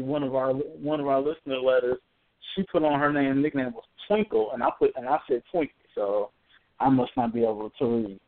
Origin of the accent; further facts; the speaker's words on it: Indianapolis, Indiana, United States; we we're from Indianapolis